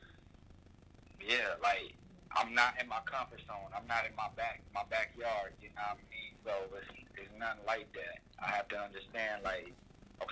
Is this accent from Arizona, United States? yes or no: no; Anderson, Indiana, United States; now in Philadelphia, United States; I'm from Indiana, Anderson, Indiana